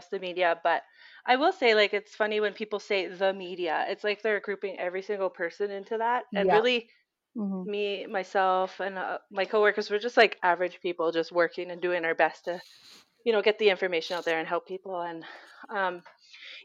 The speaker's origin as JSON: {"language": "English", "country": "Canada", "said": "we're Canadian"}